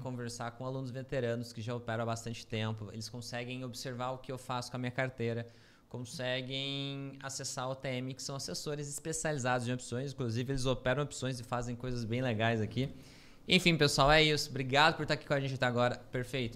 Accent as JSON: {"language": "Portuguese", "country": "Brazil", "said": "A gente é brasileiro"}